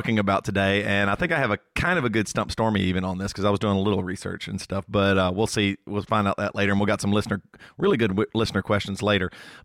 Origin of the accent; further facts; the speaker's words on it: the South, United States; moved away; growing up in the South